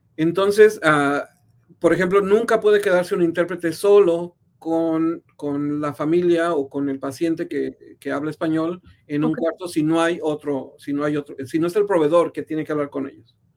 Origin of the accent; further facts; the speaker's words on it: San Luis Potosí, Mexico; moved away as an adult; also born or lived in Mexico City / San Francisco; now in Kansas City, United States; yo nací en la Ciudad de México, pero crecí en San Luis Potosí, en el centro de, México